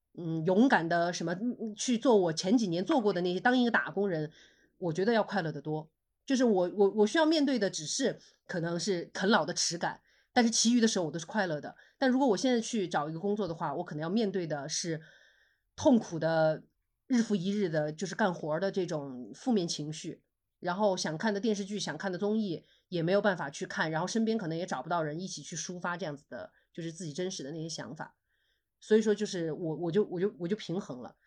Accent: Sichuan, China; 我们是四川人

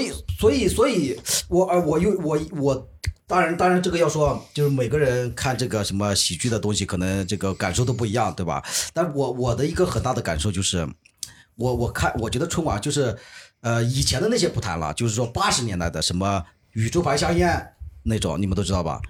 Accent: Jiangsu, China; 我是江苏的

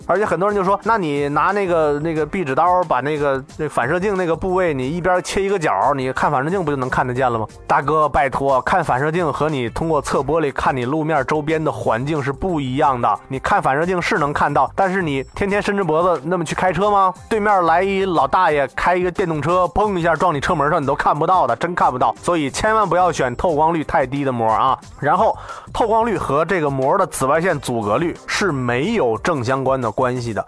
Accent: northern Hebei, China; 我的老家在河北的北部啊，我们这儿这个钢铁这个工业很发达，走的路上小石子儿特多

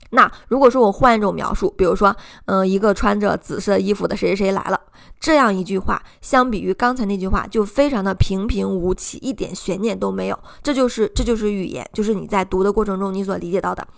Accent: China; 这是我们中国人特别容易忽略的地方

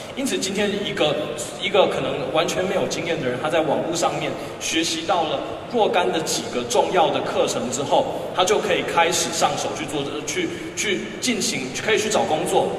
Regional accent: Taiwan; 我是从台湾来的

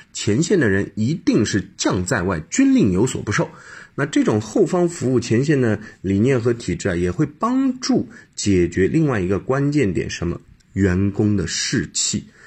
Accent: China; 我们中国人其实有点奇怪的

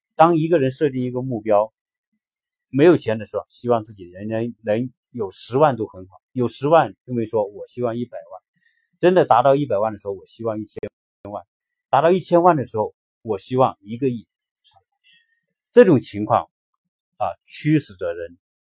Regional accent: China; 我们中国人的这一代，在改，改革开放成长以来的这一代人

